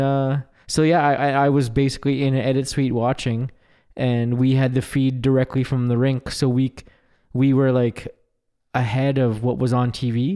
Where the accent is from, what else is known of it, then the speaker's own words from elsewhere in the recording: Stonewall, Manitoba, Canada; growing up in Stonewall